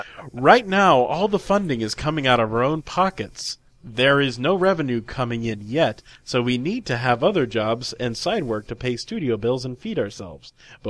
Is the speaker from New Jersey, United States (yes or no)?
no; Denver, Colorado, United States; I'm from Denver, Colorado.